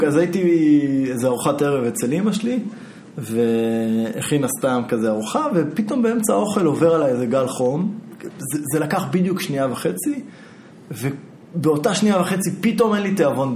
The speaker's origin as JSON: {"language": "Hebrew", "country": "Israel", "said": "אני ישראלי"}